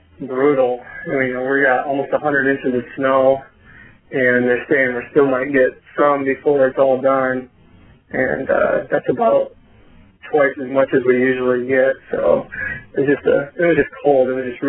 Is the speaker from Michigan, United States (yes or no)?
yes; Grand Rapids, Michigan, United States; now in Rochester, United States; I'm originally from the west side of the state, more Grand Rapids area. So I grew up there